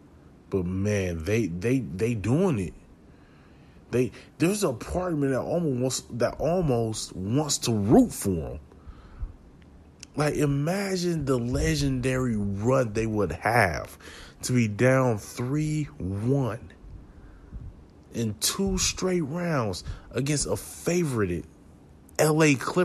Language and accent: English; Milwaukee, Wisconsin, United States; And y'all know, man, I'm from Milwaukee. So I'm a Packer fan, green and gold, to the day I'm dead.